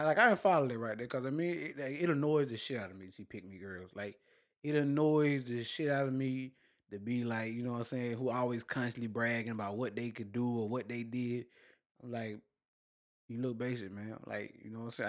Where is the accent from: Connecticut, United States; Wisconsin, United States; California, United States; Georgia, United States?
Georgia, United States; Douglas; I'm from Douglas, not Douglasville